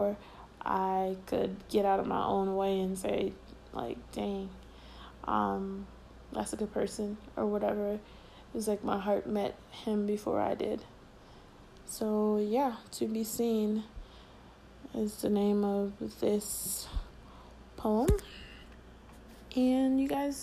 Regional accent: Florida, United States; I'm from Florida

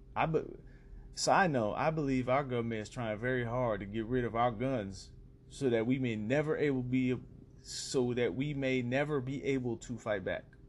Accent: United States; being an American

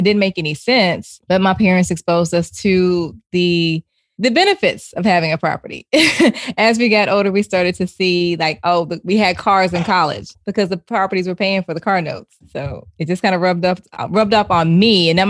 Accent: Chattanooga, Tennessee, United States; I'm originally from Chattanooga, Tennessee. Okay. Chattanooga. Yep. And I grew up there. My parents were real estate investors

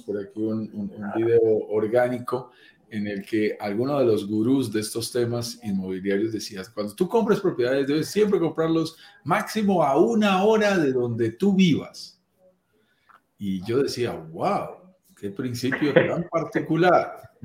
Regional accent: Colombia; accent: Colombian; yo soy colombiano, como lo notarán en mi acento

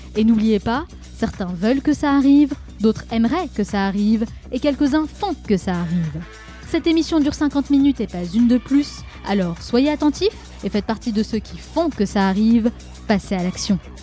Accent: France; en tant que Français

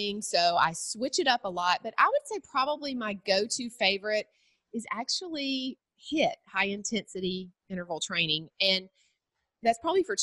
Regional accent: Cochran, Georgia, United States; also born or lived in Macon, Georgia; So I am a Georgia girl. I was born in Macon. That's the middle Georgia area. And then I grew up in a really small town called Cochran.

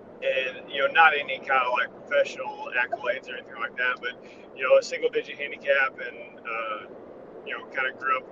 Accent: Knoxville, Tennessee, United States; I grew up in Knoxville, Tennessee. It's where I live now

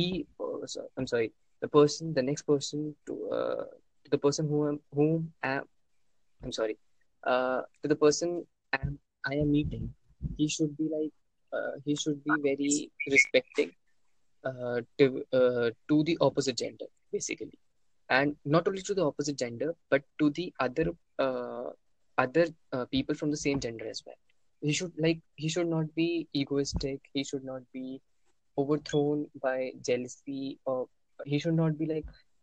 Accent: New Delhi, Delhi, India; I'm from New Delhi

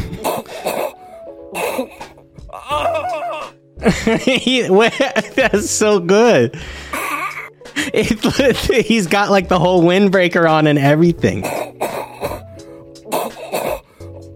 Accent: United States; I'm an American

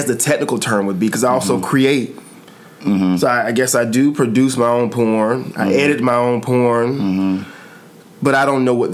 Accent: Albany, Georgia, United States; also born or lived in New York; now in Atlanta, United States; I'm from Albany, Georgia

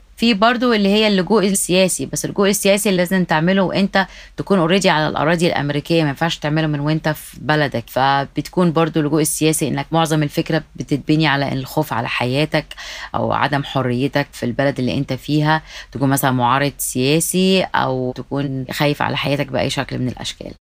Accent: Egypt; now in United States; ده احنا حتى في مصر نفسها

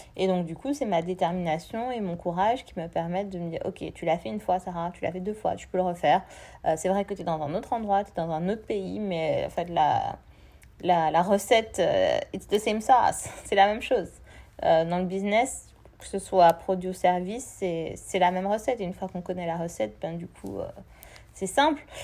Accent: Martinique; moved away; chez moi en Martinique, je prends l'exemple de la Martinique, chez moi en Martinique

